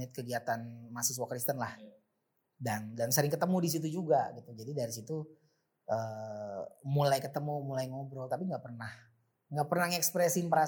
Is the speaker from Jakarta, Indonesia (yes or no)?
yes; Jakarta, Indonesia; sebenarnya bukan asli Jakarta tapi dari kecil di Jakarta dan paham jalanan Jakarta karena gue kecil masa kecil itu Jakarta Timur